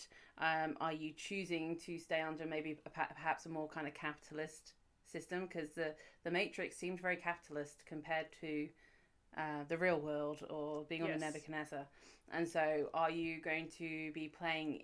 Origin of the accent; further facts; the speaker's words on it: United Kingdom; I'm British